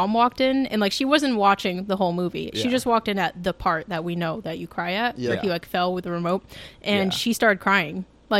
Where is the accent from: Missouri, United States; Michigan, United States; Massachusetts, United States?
Massachusetts, United States; I'm just from Massachusetts.